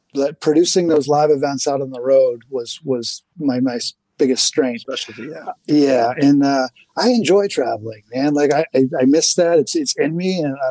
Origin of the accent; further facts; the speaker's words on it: Portland, Maine, United States; here we are in Portland, Maine, and not only my hometown, but my home state